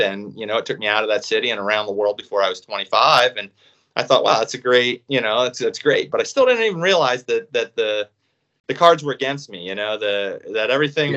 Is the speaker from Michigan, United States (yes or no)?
no; Reading, Pennsylvania, United States; I grew up in Reading, Pennsylvania